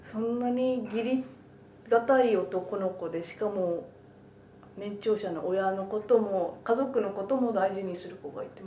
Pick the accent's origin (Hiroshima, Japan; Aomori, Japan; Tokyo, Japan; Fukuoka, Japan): Fukuoka, Japan; 私福岡出身なんですけ